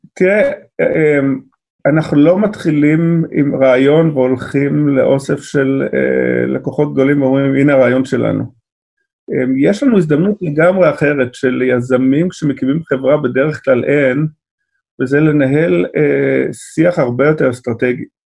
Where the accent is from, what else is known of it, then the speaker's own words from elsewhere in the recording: Israel; אנחנו כישראלים